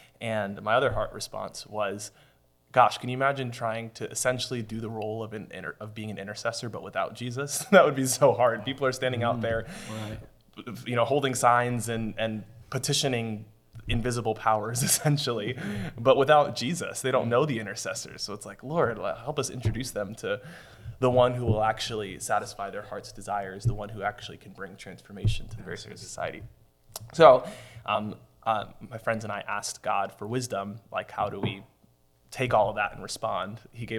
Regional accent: United States; My parents are foreigners, so I just casually owned or didn't own being American.

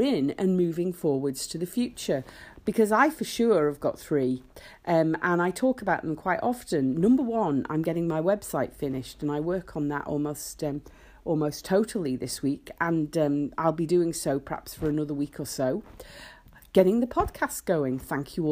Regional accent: Isle of Man; I was born in the Isle of Man, and our national emblem, the three legs, which is on our flag, you know, is absolutely ingrained in us

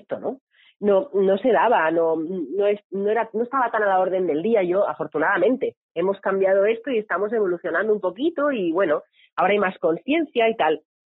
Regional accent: Barcelona, Catalonia, Spain; Yo, yo soy de Barcelona y vivo en Barcelona.

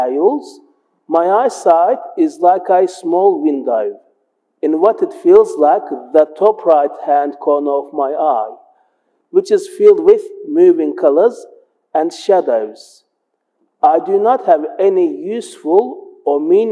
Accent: Melbourne, Victoria, Australia; I am Turkish-Australian and a blind person who has spent most of his life in Broadmeadows amongst the Turkish community.

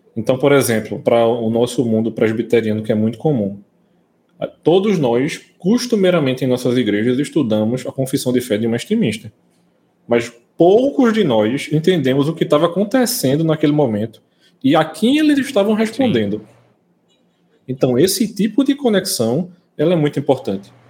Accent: Brazil; a gente, como brasileiro

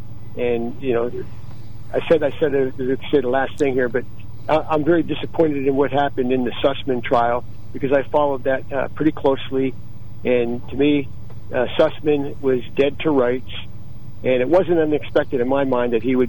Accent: South Williamsport, Pennsylvania, United States; I grew up there in South Williamsport

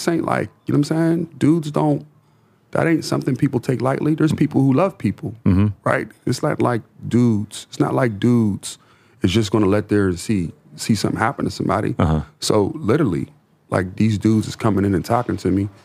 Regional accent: Pittsburgh, Pennsylvania, United States; I come from Pittsburgh

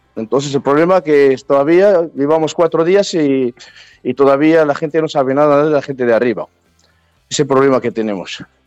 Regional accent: Morocco; now in Palencia, Spain; soy del Atlas

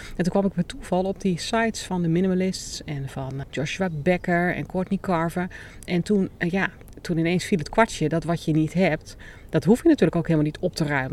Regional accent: Netherlands; also born or lived in Hierden; wij als Nederlanders

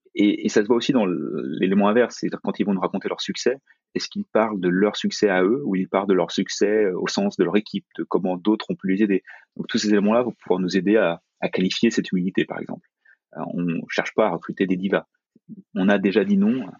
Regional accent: France; quand on est français, quand on est européen

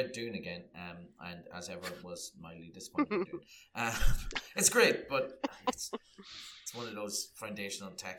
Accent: Ireland; growing up in Catholic repressed Ireland

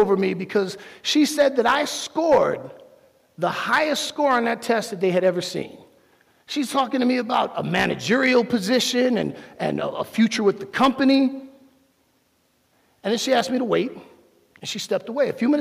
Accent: Miami, Florida, United States; I'm from Miami

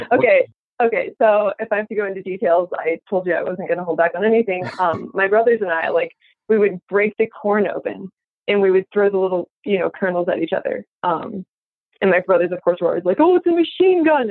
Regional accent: Midwest, United States; moved away; also born or lived in Florida; growing up in the Midwest

